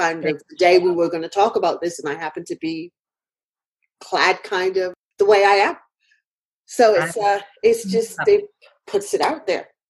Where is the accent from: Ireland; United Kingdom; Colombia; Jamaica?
United Kingdom; being a British person.